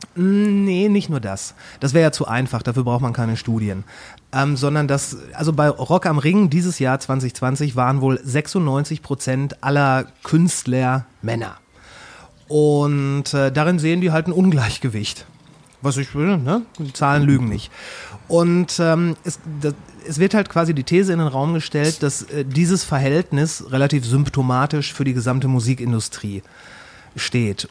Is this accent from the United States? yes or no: no; Kamen, North Rhine-Westphalia, Germany; also born or lived in Ruhr area; now in Bochum, Germany; aufgewachsen bin ich in der kleinen Mittelstadt Kamen